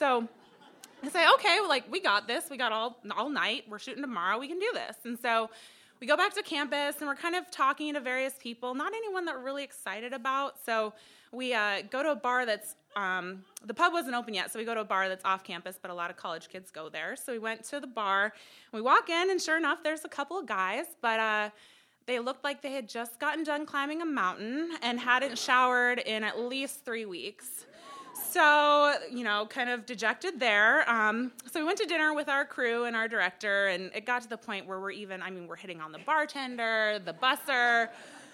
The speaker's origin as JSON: {"language": "English", "town": "Fairbanks", "region": "Alaska", "country": "United States", "also_born_or_lived": "Midwest", "moved": "as an adult", "lives_now": "Anchorage, United States", "said": "I'm from Fairbanks"}